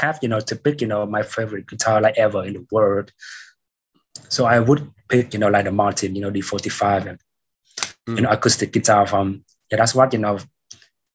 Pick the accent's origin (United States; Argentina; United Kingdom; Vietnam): Vietnam; Haiphong; also born or lived in Saigon; now in Ho Chi Minh City, Vietnam; my hometown in the Northwest in Haiphong City